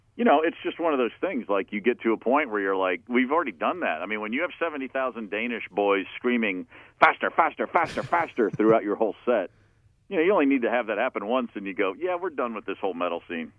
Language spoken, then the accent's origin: English; Hopkinsville, Kentucky, United States; also born or lived in Michigan / Maryland (outside Baltimore); from the age of remembering anything until I was ten, I lived in Maryland, okay. and then at ten years old in 1975, we moved to Hopkinsville, Kentucky.